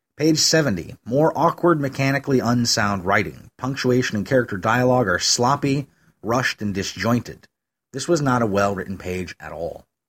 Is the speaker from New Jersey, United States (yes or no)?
no; Western New York, United States; I grew up in Western New York, which is lousy with sycamore trees.